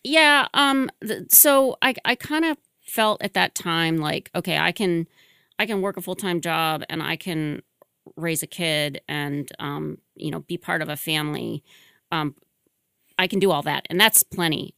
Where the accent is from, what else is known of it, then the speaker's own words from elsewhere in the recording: Michigan, United States; moved away as an adult; now in Boston, United States; I'm originally from Michigan